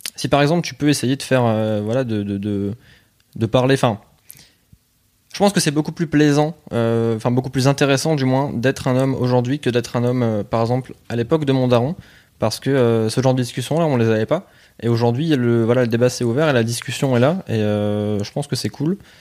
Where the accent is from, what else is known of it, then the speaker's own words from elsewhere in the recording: Pas-de-Calais, Hauts-de-France, France; je viens plus du Pas-de-Calais. Ouais. fait j'étais vraiment à la frontière entre les deux.